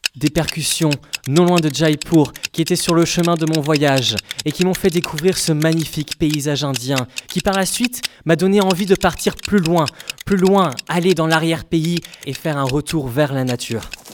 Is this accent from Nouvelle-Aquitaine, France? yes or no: yes; Basque Country, Nouvelle-Aquitaine, France; moved away; J'ai voulu revenir à ma terre natale, le Pays Basque.